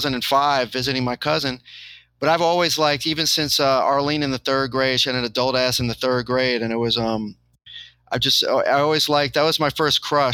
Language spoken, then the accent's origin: English; New York City, New York, United States; I have all my friends in New York City already. Like I grew up in New York City.